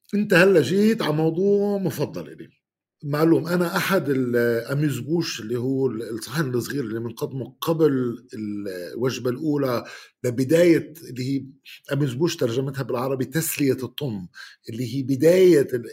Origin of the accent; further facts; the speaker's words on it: Bethlehem, West Bank, Palestine; عندنا ببيت لحم